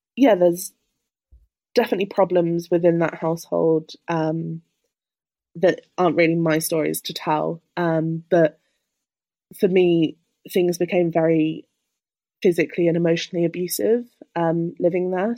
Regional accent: Birmingham, West Midlands, United Kingdom; moved away as an adult; now in Cambridge, United Kingdom; I'm originally from Birmingham

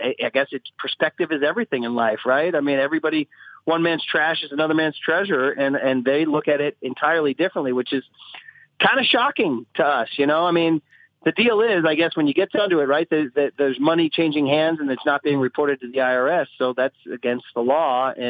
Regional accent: United States; my native country and the UK settled their differences back in 1812 or so

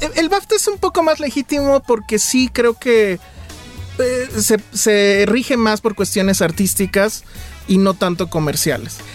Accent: Mexico City, Mexico; como chilango

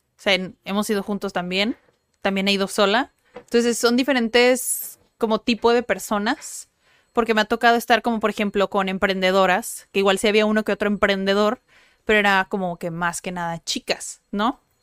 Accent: Tijuana, Baja California, Mexico; Sí, somos de Tijuana, nacimos en Tijuana, crecimos en Tijuana, no estudiamos en otro lugar.

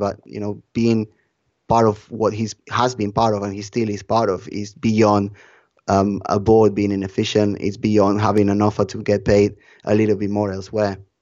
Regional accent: Barcelona, Catalonia, Spain; my roots are from Barcelona. I was born in Barcelona

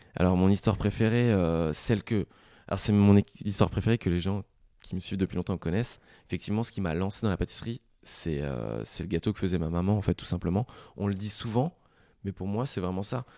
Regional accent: Lorraine, Grand Est, France; je suis lorrain

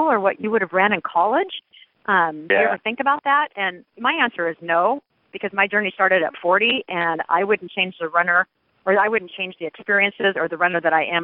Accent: Seattle, Washington, United States; now in Phoenix, United States; had been born and raised in Seattle

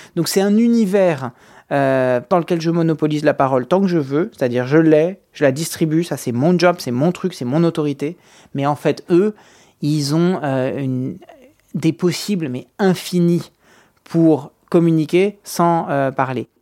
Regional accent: France; on est français

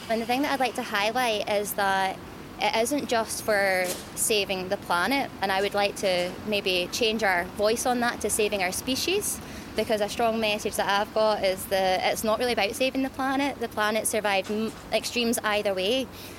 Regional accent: Scotland, United Kingdom; it's amazing to have COP26 here in my hometown.

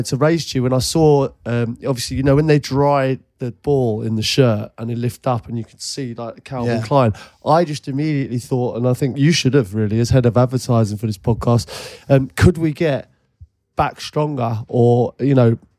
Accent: Ealing, London, United Kingdom; I grew up in Ealing

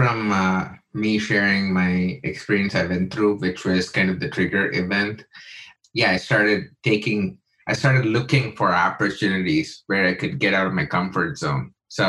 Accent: India; me and my wife used to do those workshops because she's American, I'm Indian

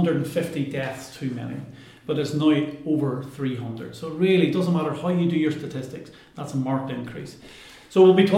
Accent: Ireland; And I'm Irish and I used to live here, and 20 years ago when I first did my research here

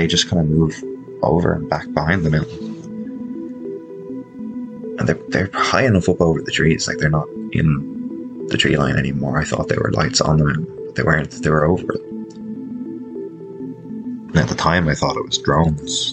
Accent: Ireland; also born or lived in Dublin; I'm from Ireland.

